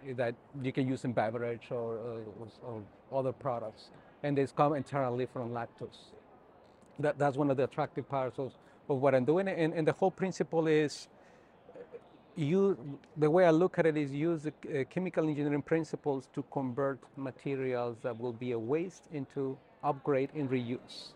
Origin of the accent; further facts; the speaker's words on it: northern Mexico, Mexico; moved away as an adult; also born or lived in Alberta, Canada / Ohio / South Dakota; now in New Mexico, United States; I born and grew up in north part of Mexico, just right at the border between Mexico and Texas